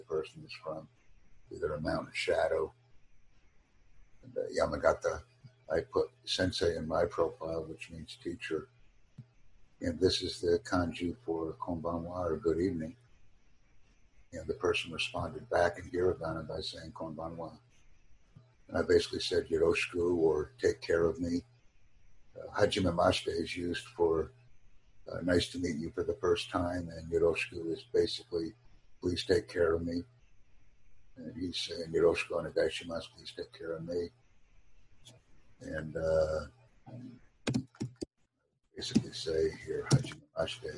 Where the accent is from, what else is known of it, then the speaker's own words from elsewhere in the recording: United States; I'm from America